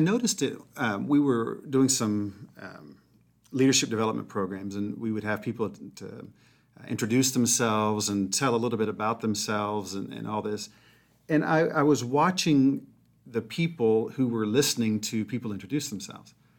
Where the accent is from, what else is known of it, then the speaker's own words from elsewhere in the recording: Mobile, Alabama, United States; I grew up in Mobile, Alabama